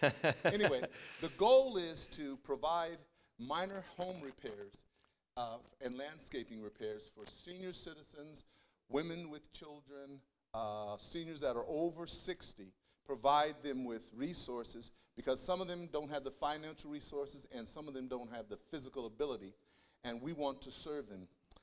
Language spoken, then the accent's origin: English; Denver, Colorado, United States; born there; First of all … I was born in Denver, Colorado, educated at the University of Colorado, and did my master's of systematic theology at Denver Seminary.